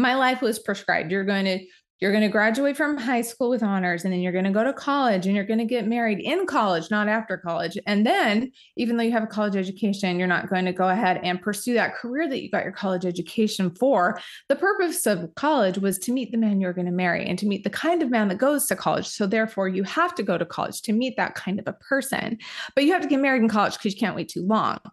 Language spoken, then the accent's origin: English; Utah, United States; we both grew up in small towns in Utah